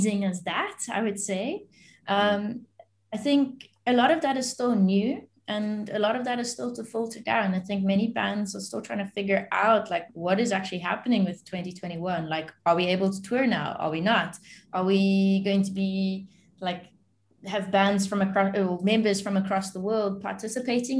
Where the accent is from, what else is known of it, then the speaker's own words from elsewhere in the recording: South Africa; I'm South African and I'm born here